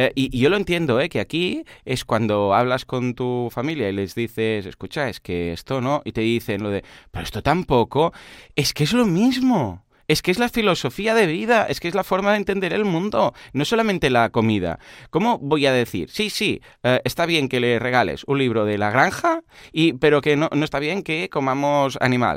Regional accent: Catalonia, Spain; también en Cataluña lo celebramos y de hecho es festivo eh, en Cataluña

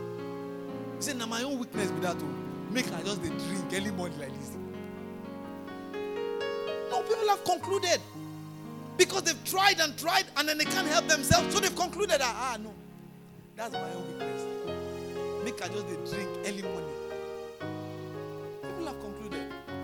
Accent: Port Harcourt, Rivers State, Nigeria; Say, oh, I cannot achieve XYZ, you know, because I'm from Port Harcourt. People from Port Harcourt don't do XYZ.

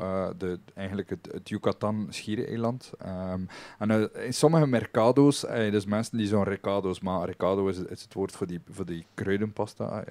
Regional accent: West Flanders, Belgium; ons nadeel als West-Vlamingen

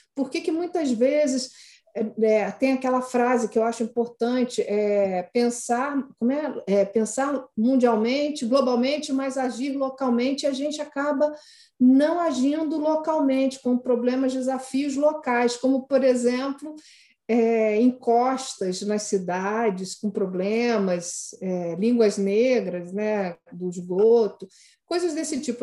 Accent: Rio de Janeiro, Brazil; eu que sou do Rio, eu sempre convivi com aquelas línguas, línguas negras

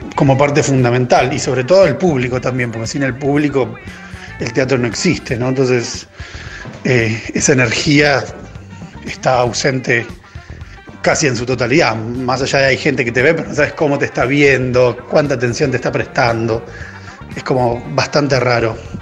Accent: Chivilcoy, Buenos Aires Province, Argentina; soy de Chuilcoy

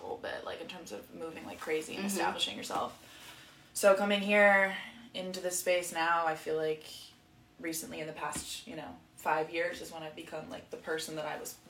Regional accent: South Florida, United States; I grew up in South Florida, and my family was very conservative and, like, very immigrant-based. My mom is from South Africa, and my dad's from Ohio

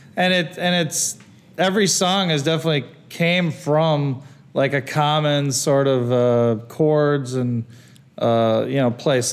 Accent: Ohio, United States; also born or lived in Wisconsin; when I first moved to Ohio, which is where I went to school from uh, first grade through high school

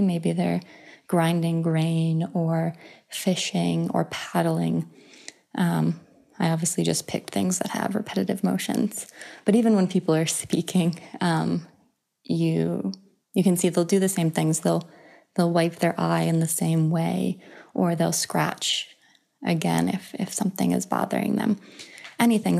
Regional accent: United States; I'm an American woman

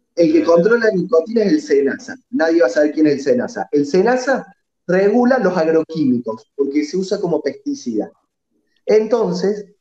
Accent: Córdoba, Argentina; now in Colazo, Argentina; Yo soy oriundo de Córdoba Capital, ahora vivo en Colazo, un pueblito de 10 cuadras por 4 del interior

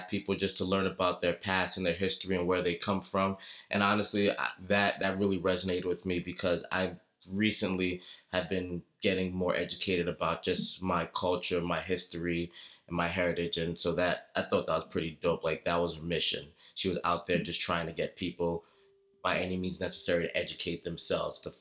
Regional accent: New York City, New York, United States; I'm from Brooklyn.

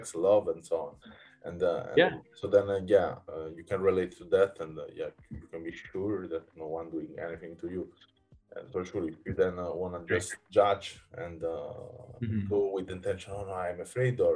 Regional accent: Naples, Campania, Italy; I come from Naples, from not a city center. Come a bit more from the village and where they produce the heroin.

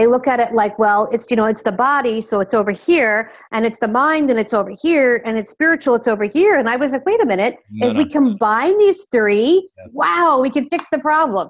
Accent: Philadelphia, Pennsylvania, United States; accent: Philadelphia; now in Miami, United States; I'm in Miami, Florida in the U.S. I am originally from the Philadelphia area. I lost my accent, unlike you guys who have a beautiful accent. The Philadelphia accent is not exactly beautiful.

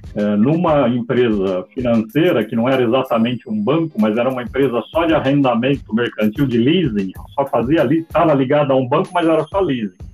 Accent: São Paulo, Brazil; moved away as an adult; now in Portugal; onde eu nasci, que era São Paulo

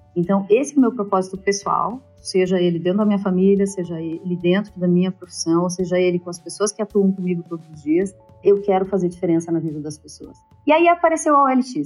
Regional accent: Curitiba, Paraná, Brazil; moved away as an adult; also born or lived in United States; now in São Paulo, Brazil; Eu sou curitibana, eu estou em São Paulo há 20 anos

